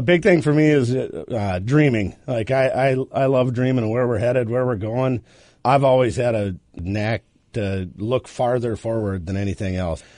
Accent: Iowa, United States; now in Minnesota, United States; I'm actually from Iowa originally

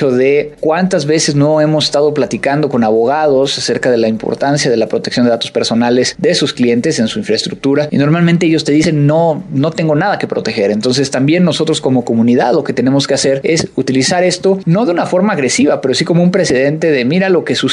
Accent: Veracruz, Mexico; now in Monterrey, Mexico; Claro que adoptado porque soy jarocho.

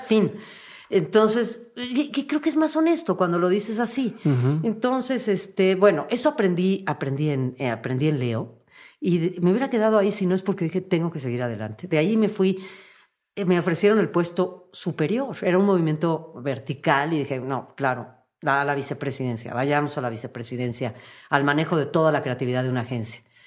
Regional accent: Mexico; como mexicana

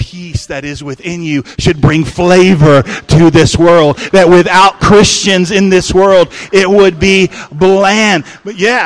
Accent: El Paso, Texas, United States; now in California, United States; where we grew up in El Paso, Texas

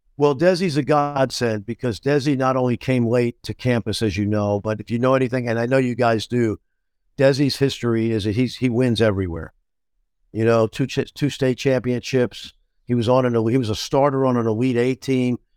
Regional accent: New York, United States; I'm a New Yorker

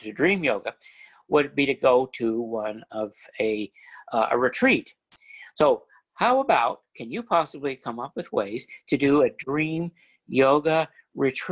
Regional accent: Arizona, United States; moved away; I was born in Arizona

